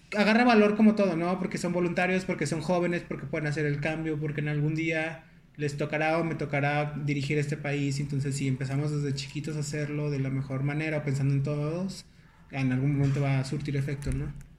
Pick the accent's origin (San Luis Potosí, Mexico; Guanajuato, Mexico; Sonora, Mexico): Guanajuato, Mexico; León; now in Nuevo León, Mexico; yo soy originario de León.